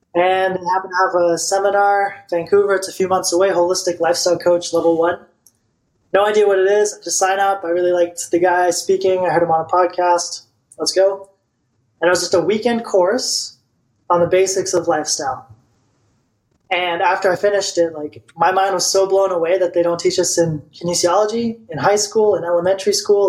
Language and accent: English; Bulgaria; moved away; I'm from Bulgaria, and in Bulgaria, like it's part of the I don't know if it still is anymore, but like when you turn 18, you go to the army